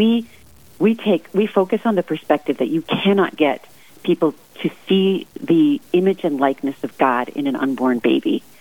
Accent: Seattle, Washington, United States; now in Rapid City, United States; I hail from Seattle, Washington, where we never see snow like this

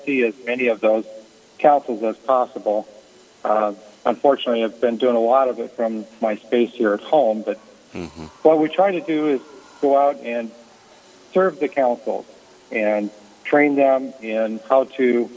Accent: Sioux Falls, South Dakota, United States; also born or lived in Harrisburg, South Dakota; I was born and raised in Sioux Falls, South Dakota, in the Cathedral area, St. Joseph Cathedral

